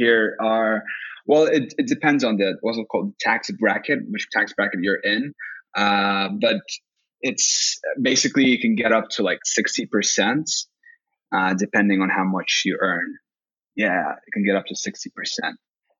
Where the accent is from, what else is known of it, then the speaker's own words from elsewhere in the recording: Saint Petersburg, Russia; English is a second language; now in Helsinki, Finland; Well, no, I'm originally from Russia, St. Petersburg, but I became a citizen with two nationalities, so Russian and Finnish